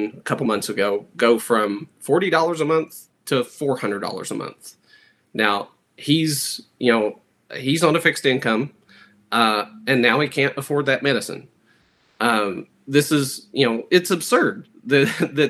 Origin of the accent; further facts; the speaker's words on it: Martin County, Kentucky, United States; I was born and raised in Martin County